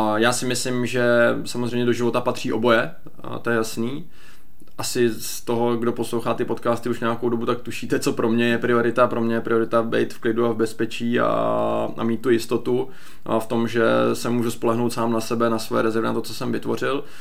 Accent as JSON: {"language": "Czech", "country": "Czechia", "said": "my jako Češi neumíme úplně dvakrát pracovat"}